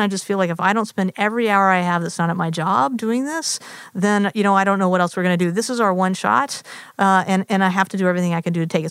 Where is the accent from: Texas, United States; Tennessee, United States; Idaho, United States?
Tennessee, United States; Nashville; moved away; also born or lived in Massachusetts; I grew up in Nashville, Tennessee, in the conservative South.